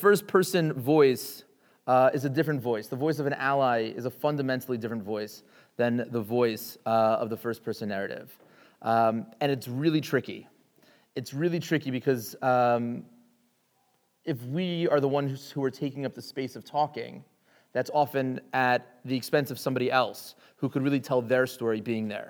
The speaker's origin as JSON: {"language": "English", "town": "Richmond", "region": "Virginia", "country": "United States", "tie": "born or raised there", "said": "I grew up in Richmond, Virginia, in the South"}